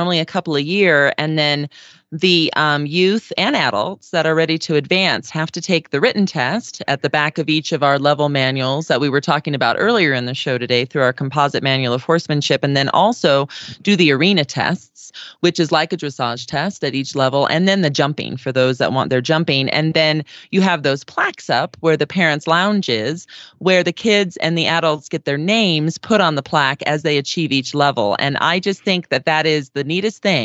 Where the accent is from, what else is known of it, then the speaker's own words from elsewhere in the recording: Southern California, United States; now in Aurora, United States; growing up in Southern California myself